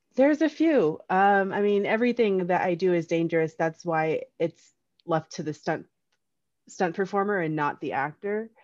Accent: Union, New Jersey, United States; I'm from Union, New Jersey. I grew up with, uh, four brothers

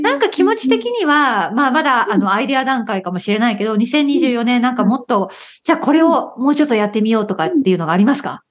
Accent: Okayama, Japan; now in United Kingdom; 私は岡山出身だから

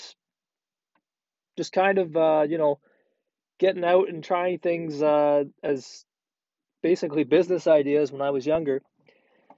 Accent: Prince Edward Island, Canada; now in Ontario, Canada; PEI, that's where originally we're from. And we lived there for a while. I lived there for about 10 years of my life and really enjoyed it down there when I was younger.

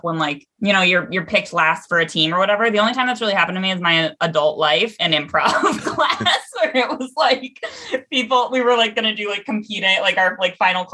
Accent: Seattle, Washington, United States; now in Chicago, United States; I grew up in Seattle

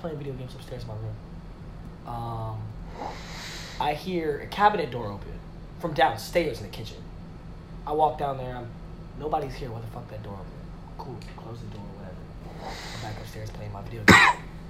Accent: Beverly, Massachusetts, United States; I'm from Beverly, Massachusetts. Uh-huh. I'm literally like 15, 20 minutes from fucking Salem.

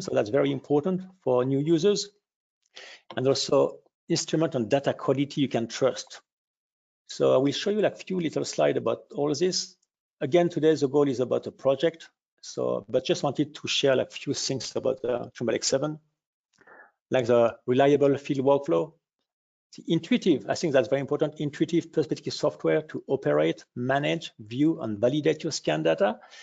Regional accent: France; accent: French; English is a second language; I can hear from our accent we are a little bit French

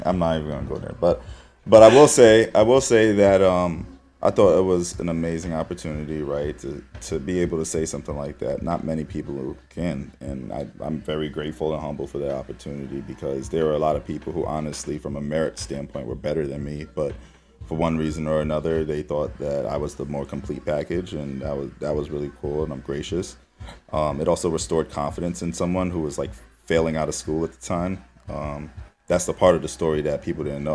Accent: New York City, New York, United States; I'm from Harlem

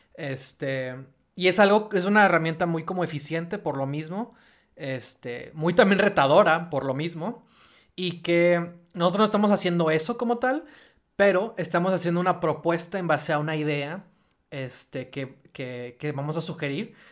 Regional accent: Monterrey, Nuevo León, Mexico; como nosotros, como de regios

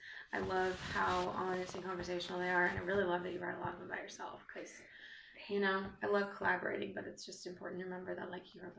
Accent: United States; And I'm not from Canada, but I'm from like a bordering state of Canada, so I relate to like the backwoods of a cold place.

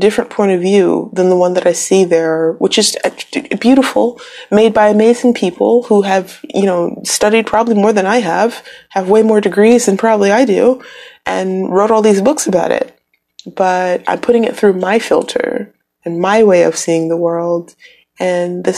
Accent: Midwest, United States; moved away; I'm from the Midwest, really windy there, like up by Canada

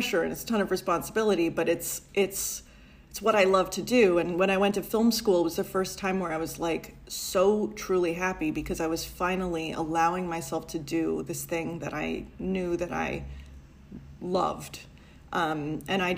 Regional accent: New York City, New York, United States; I grew up in a Italian-American neighborhood in Brooklyn

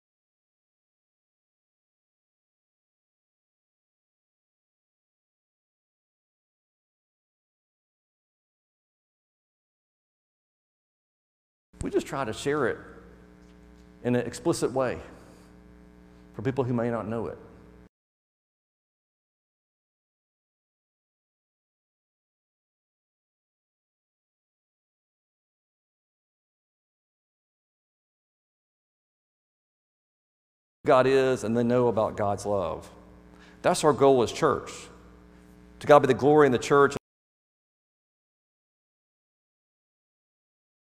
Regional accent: Birmingham, Alabama, United States; I'm from Birmingham, Alabama area

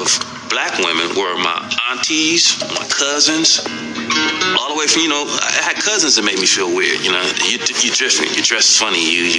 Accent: Los Angeles, California, United States; And I'm from South Central.

